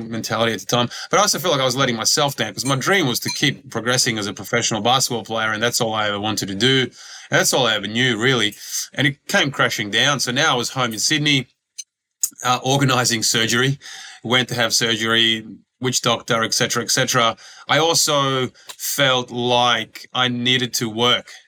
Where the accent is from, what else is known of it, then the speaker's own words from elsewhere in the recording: Croatia; born there; I ended up yeah going back to to where I was born in Croatia and playing professionally there because basketball is huge over there.